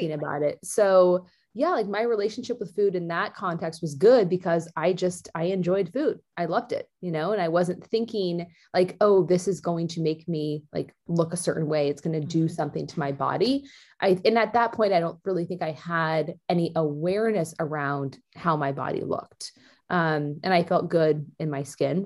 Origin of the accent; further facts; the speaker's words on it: Danville, California, United States; also born or lived in Eugene, Oregon; that's where I grew up